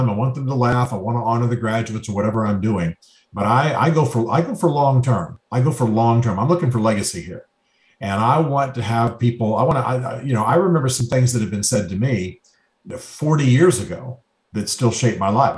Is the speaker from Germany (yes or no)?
yes; Germany; moved away; I grew up in Germany